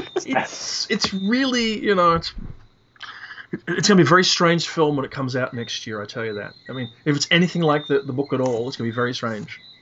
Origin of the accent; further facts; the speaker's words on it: Perth, Western Australia, Australia; I was growing up in Perth, Western Australia, where in 1970 it was stinking hot